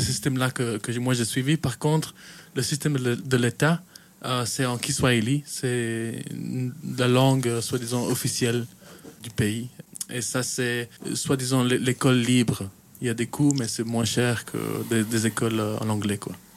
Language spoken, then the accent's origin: French; Kenya; moved away as an adult; also born or lived in Chastre, Wallonia, Belgium; now in Belgium; je viens du coup de la Belgique, je viens de, Wallonie, une petite ville qui s'appelle Chastre, euh, mais j'ai grandi au Kenya